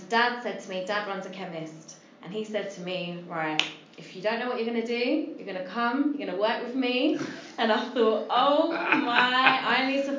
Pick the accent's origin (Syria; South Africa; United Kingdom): United Kingdom; London; East London. I went to quite a good school